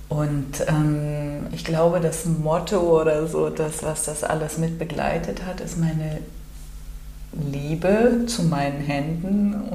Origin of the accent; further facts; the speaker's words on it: Cologne, North Rhine-Westphalia, Germany; Ich komme hier aus Köln und mir ist irgendwann mal aufgefallen, dass ich selten an einem Tag Sonnenaufgang und Sonnenuntergang erfahren habe.